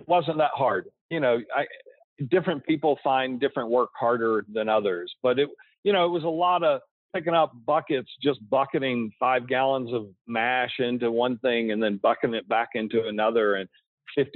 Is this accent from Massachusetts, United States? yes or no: no; Georgia, United States; also born or lived in Tennessee; now in Colorado, United States; I grew up in Georgia, you know, and we raised Tennessee walking horses